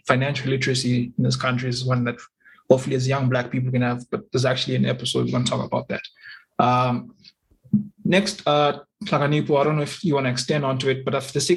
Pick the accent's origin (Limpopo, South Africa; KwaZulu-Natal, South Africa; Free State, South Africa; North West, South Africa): Limpopo, South Africa; I'm from Limpopo